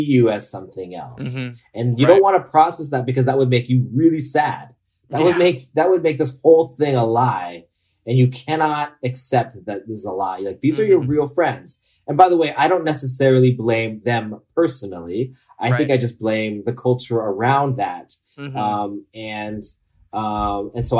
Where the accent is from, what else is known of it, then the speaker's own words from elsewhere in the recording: the Bay Area, California, United States; moved away as an adult; also born or lived in Los Angeles; growing up in the Bay Area